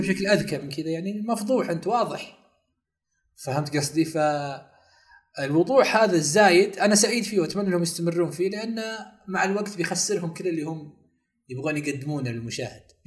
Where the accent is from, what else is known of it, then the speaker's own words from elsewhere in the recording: Saudi Arabia; احنا في السعودية يعني كسعوديين